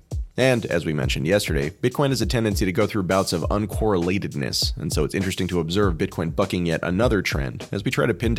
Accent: California, United States; I lived most of my life in California, growing up in the Bay Area outside San Francisco.

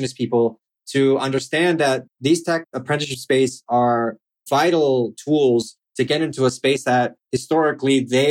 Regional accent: Chile; now in United States; I'm from Chile and I've done some work there

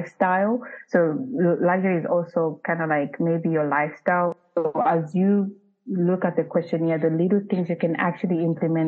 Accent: Zambia; moved away; I'm uprooted from Zambia.

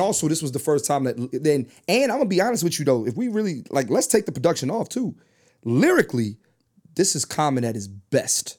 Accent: Philadelphia, Pennsylvania, United States; I'm born and raised in Philly

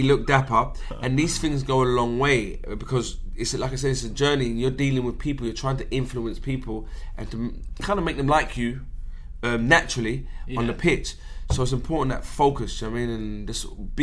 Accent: England, United Kingdom; I'm an English guy

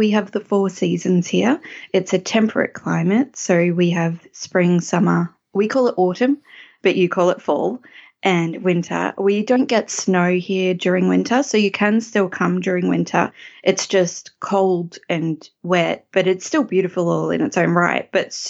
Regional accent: Strzelecki Ranges, Victoria, Australia; also born or lived in Latrobe Valley, Victoria; used to live over the Strzelecki Ranges. That's part of one of the ranges that makes this a valley, in a little town called Lingatha. That's my hometown. It's a small, small town of like 4,000 people. I used to know everybody there

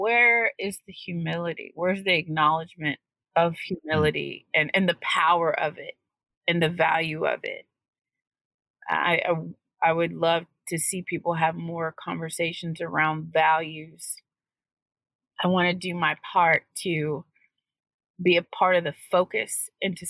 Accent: United States; We are American today

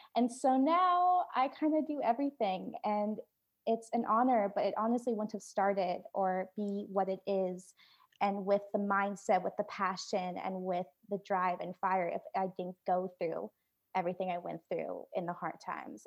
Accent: Oregon, United States; moved away as an adult; also born or lived in Da Nang, Vietnam; now in Nashville, United States; I was born in The Nang, Vietnam, and I was adopted to the United States where, um, I grew up in Oregon

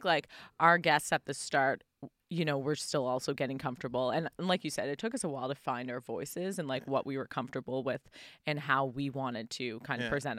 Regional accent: Halifax, Nova Scotia, Canada; I know this area. I grew up on Purcell's Cove Road.

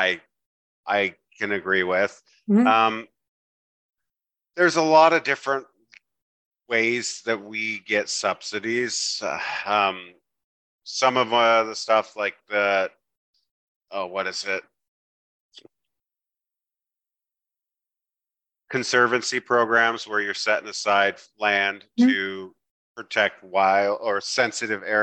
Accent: Tillamook, Oregon, United States; we live on the Wilson River that I grew up swimming in.

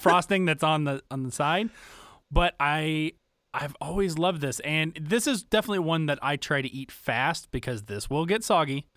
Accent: the South, United States; growing up in the South

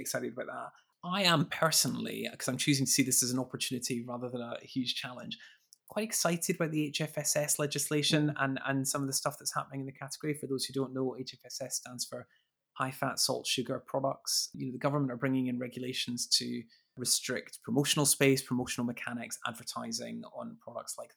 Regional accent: Edinburgh, Scotland, United Kingdom; moved away; I am indeed from Edinburgh.

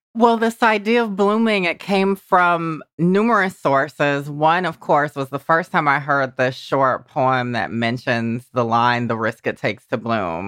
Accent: Georgia, United States; moved away; the little Georgia me

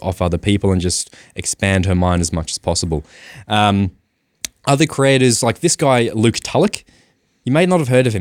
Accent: Australia; I am Australian as well

